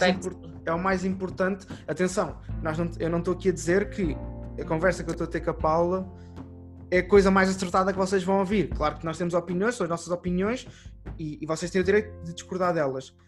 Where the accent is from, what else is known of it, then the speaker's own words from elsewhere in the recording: Portugal; eu sou português